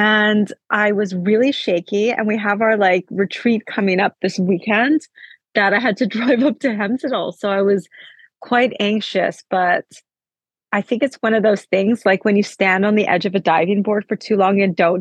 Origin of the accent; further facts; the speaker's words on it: Canada; now in Oslo, Norway; I'm Canadian